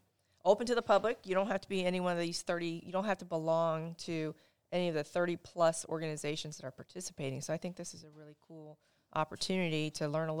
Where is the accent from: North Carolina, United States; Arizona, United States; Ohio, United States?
Ohio, United States; Blanchester; I moved to Blanchester, Ohio in the middle of the sixth grade.